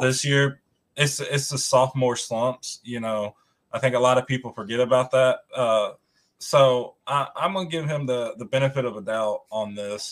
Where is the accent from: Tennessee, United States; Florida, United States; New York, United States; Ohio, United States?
Tennessee, United States; I'm from Tennessee